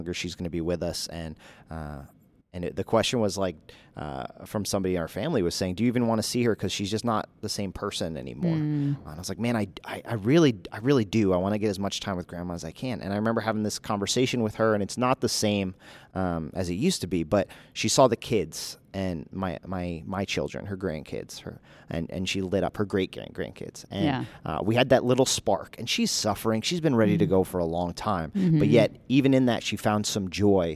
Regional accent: United States; us as American evangelical Christians

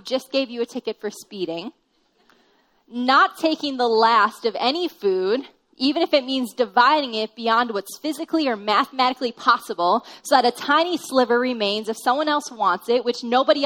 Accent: Minnesota, United States; I'm from Minnesota, and we're just really friendly.

